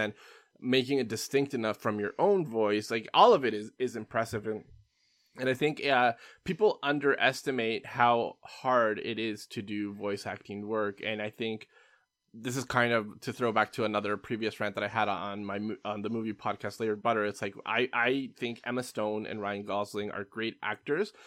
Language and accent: English; Canada; as a Canadian